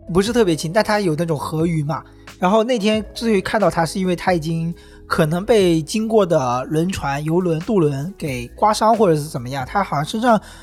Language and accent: Chinese; Wenzhou, Zhejiang, China; now in Hangzhou, China; 就是我们温州人很熟悉的